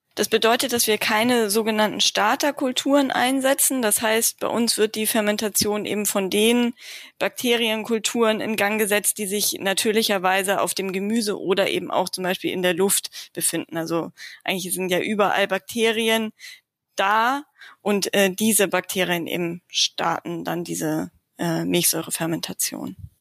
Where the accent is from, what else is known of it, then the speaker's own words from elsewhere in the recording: Lower Saxony, Germany; also born or lived in Tübingen / Hamburg; now in Wendland, Germany; ich komme ursprünglich aus Niedersachsen